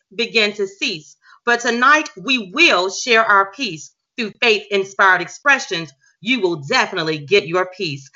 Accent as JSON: {"language": "English", "town": "Huntsville", "region": "Alabama", "country": "United States", "tie": "born or raised there", "said": "my hometown, the city where I reside in right now, Huntsville, Alabama."}